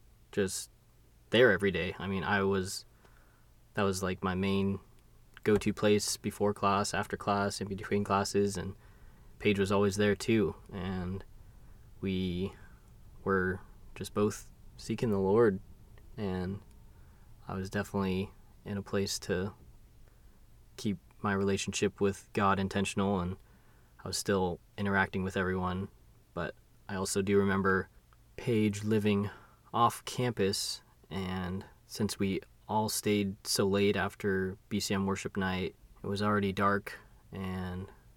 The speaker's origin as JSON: {"language": "English", "town": "Huntington Beach", "region": "California", "country": "United States", "tie": "born or raised there", "moved": "yes", "said": "my hometown in Huntington Beach"}